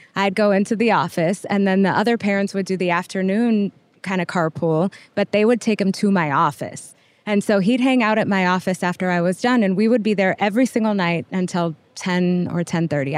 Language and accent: English; El Paso, Texas, United States; moved away as an adult; also born or lived in Boston, Massachusetts / Lubbock, Texas; I'm from El Paso, Texas. I was born and raised there